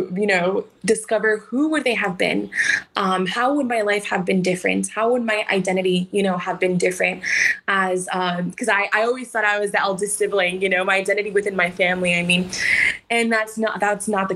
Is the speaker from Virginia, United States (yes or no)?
no; Los Angeles, California, United States; I was brought up in Southeast LA to a single mom